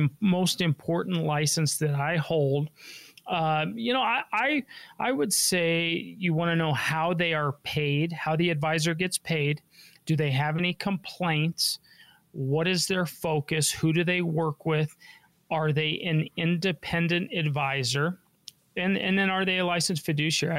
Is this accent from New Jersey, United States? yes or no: no; Denver, Colorado, United States; I was born and raised here in Denver.